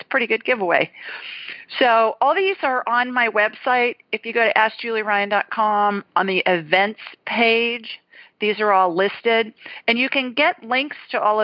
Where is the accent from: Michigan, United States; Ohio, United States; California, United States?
Ohio, United States; Columbus; moved away; also born or lived in Alabama; I grew up in a neighborhood called Worthington Hills